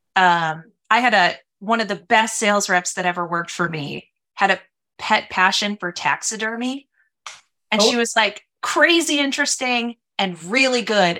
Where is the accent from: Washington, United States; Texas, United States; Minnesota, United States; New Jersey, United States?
Minnesota, United States; also born or lived in San Francisco, California; I was born in San Francisco, but grew up in Minnesota.